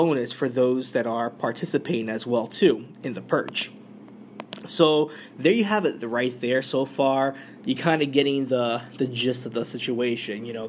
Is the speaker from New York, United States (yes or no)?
yes; New York, United States; we're in my home state. This is New York City.